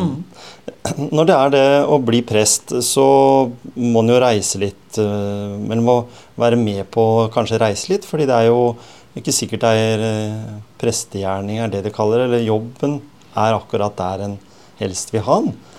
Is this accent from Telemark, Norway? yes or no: yes; Skien, Telemark, Norway; Skien, som jeg vokste opp på, eller på Gjemse